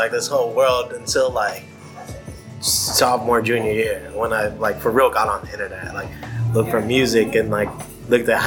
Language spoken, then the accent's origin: English; Japan; yeah, we grew up in Japan, bro.